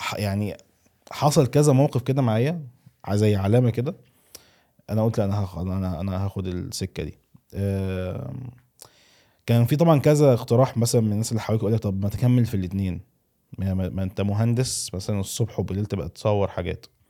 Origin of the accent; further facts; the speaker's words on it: Egypt; moved away; also born or lived in Saudi Arabia; انا اتولدت في مصر وعشت في السعوديه ورجعت تاني مصر